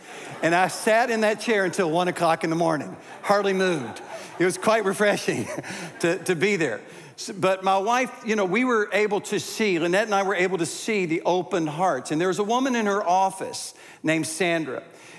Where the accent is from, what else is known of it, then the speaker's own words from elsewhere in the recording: the South, United States; Growing up in the South.